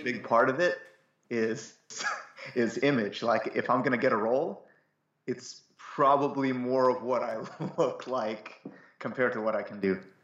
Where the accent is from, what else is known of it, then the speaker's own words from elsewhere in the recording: Cleveland, Ohio, United States; I grew up in Cleveland, Ohio